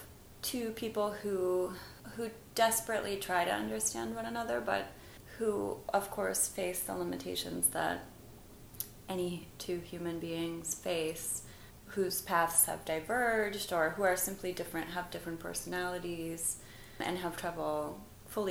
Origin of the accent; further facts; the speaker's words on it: Oklahoma, United States; first language English; moved away; also born or lived in Buenos Aires; I grew up monolingual in Oklahoma